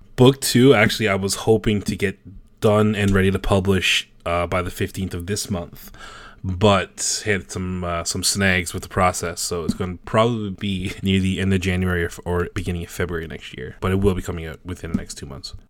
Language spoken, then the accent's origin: English; Newfoundland and Labrador, Canada; accent: Newfie; I'm a Newfoundlander, so that stereotypical Canadian accent you guys know about, like, you know, how, how, who she going E? That's, that's a Newfie thing